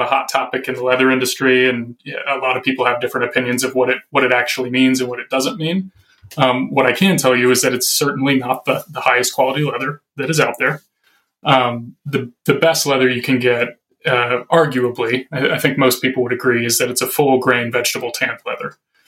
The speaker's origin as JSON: {"language": "English", "region": "Arkansas", "country": "United States", "tie": "born or raised there", "moved": "as an adult", "lives_now": "Minnesota, United States", "said": "I grew up in Arkansas, moved to Minnesota about 5 years ago"}